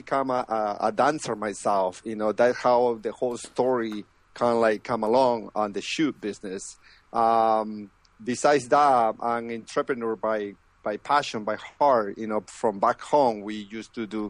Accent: Lima, Peru; moved away as an adult; now in United States; I'm originally from Peru, the capital of, you know, Lima, and I moved to the States

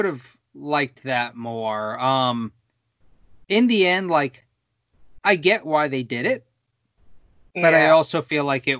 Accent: Winter Park, Florida, United States; growing up in Winter Park

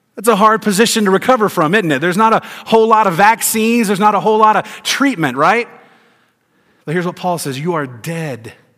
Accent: Tennessee, United States; also born or lived in Georgia; I grew up in Tennessee and lived in Georgia, lived in the South all my life

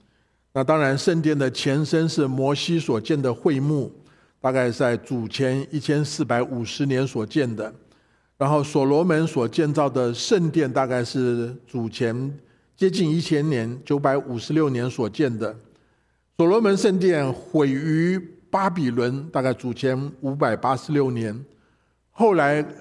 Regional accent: China; 啊，我们中国人过年都要都有一个财神的一个一个仪式。

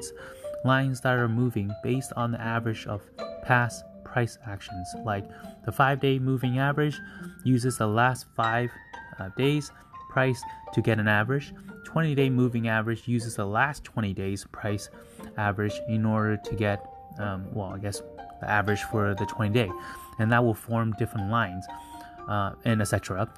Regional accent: Canada; I'll just use North America because I'm from Canada.

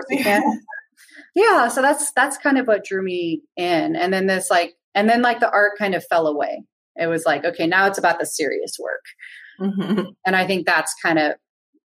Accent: Berkeley, California, United States; I grew up in Berkeley, and like, my first community was like old school Berkeley hippies

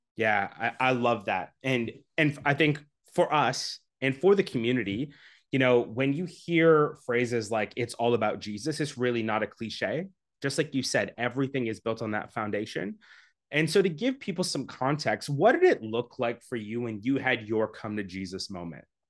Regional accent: Canada; I'm from Canada. Um, constantly trying to leave, but live there now.

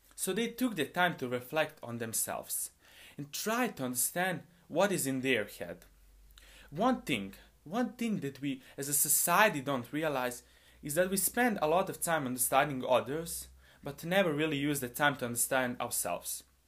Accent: Bosnia & Herzegovina; I'm a high school student, and I come from Bosnia

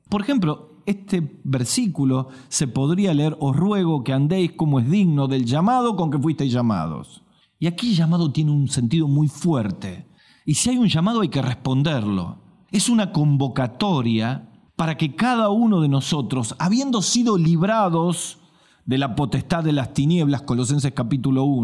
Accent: Salta, Argentina; en mi país que se llama el Chaco Salteño

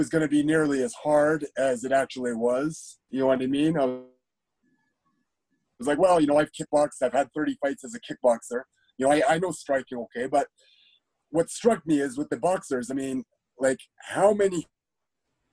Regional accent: Calgary, Alberta, Canada; also born or lived in Iowa; I grew up in Calgary

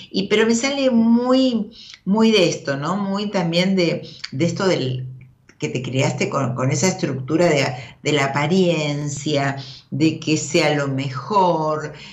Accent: Río Negro, Argentina; Soy de Río Negro.

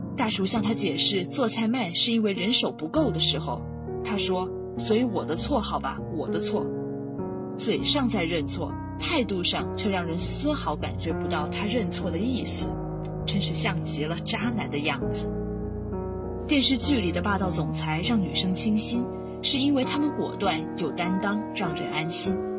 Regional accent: Quanzhou, Fujian, China; moved away as an adult; now in Nanjing, China; 来自福建泉州

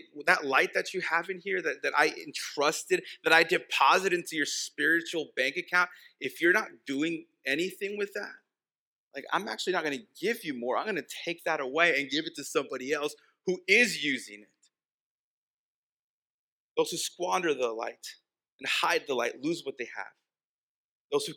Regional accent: El Paso, Texas, United States; first language Spanish; English is a second language; I grew up in El Paso

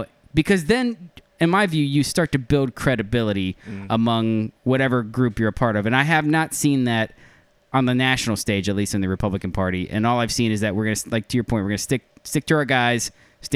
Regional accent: Ocala, Florida, United States; I grew up in Ocala, Florida.

